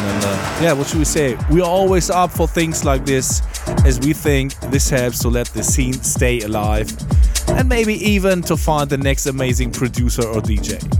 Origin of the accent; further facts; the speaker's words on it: Hamburg, Germany; here in our hometown, Hamburg